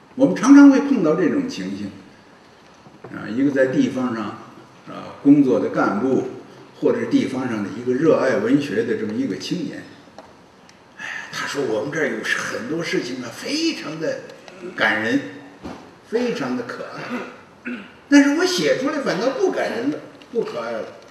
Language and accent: Chinese; China; 我们中国人呢，喜欢的是武侠小说，喜欢的是练功